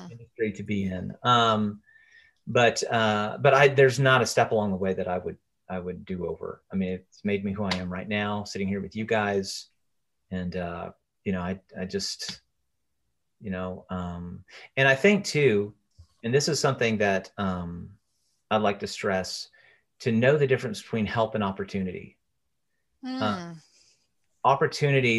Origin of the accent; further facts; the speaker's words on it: Chattanooga, Tennessee, United States; now in Nashville, United States; I was playing in bands around my hometown, Chattanooga.